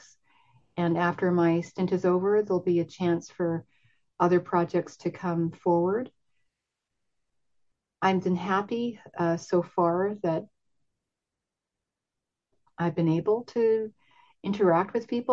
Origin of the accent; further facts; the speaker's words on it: Vancouver, British Columbia, Canada; I grew up in Vancouver. I've been here since I was 4 years old and lived in different neighborhoods.